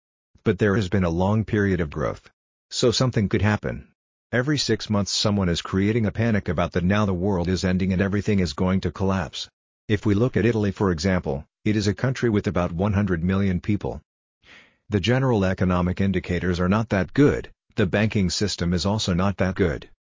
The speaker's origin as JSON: {"language": "English", "town": "Tallinn", "region": "Harju County", "country": "Estonia", "tie": "born or raised there", "said": "Take Tallinn for example. Because it is my hometown, I know that 5,000 people or 1% of the population move here every year."}